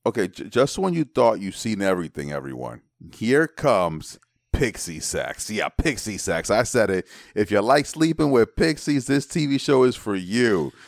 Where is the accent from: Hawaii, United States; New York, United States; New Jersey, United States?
New York, United States; New York City; also born or lived in Manhattan / Brooklyn; I'm from the Bronx. I was born in Manhattan. I live in Brooklyn